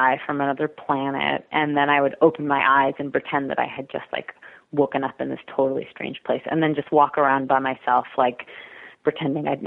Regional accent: Cape Cod, Massachusetts, United States; moved away; I was raised on Cape Cod, which is a really beautiful, magical place that I totally didn't appreciate until I left it

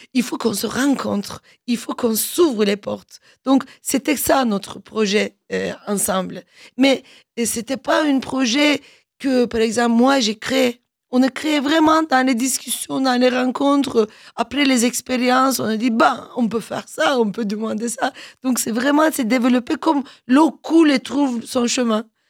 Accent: Turkey; French is a second language; moved away as an adult; also born or lived in Germany; now in France; en tant que Turc

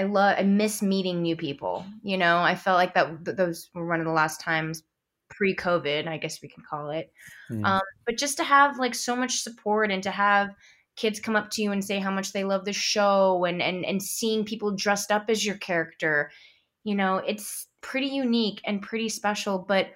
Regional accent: San Francisco, California, United States; Oh, I mean, I grew up in San Francisco, so we'd always go to Big Sur or the Redwoods or Point Reyes.

